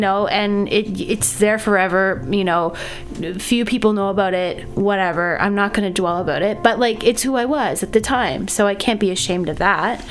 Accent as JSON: {"language": "English", "region": "Nova Scotia", "country": "Canada", "moved": "yes", "lives_now": "Toronto, Canada", "said": "I play guitar and sing in language arts, and I'm from Nova Scotia"}